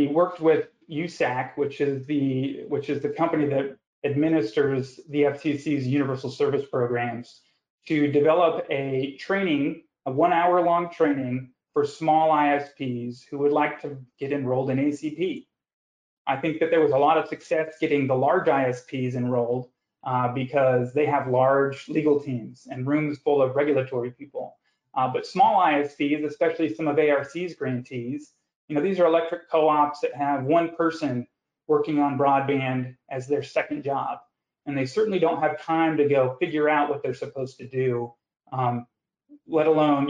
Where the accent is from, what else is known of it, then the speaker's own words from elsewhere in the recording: the West, United States; moved away; I grew up out west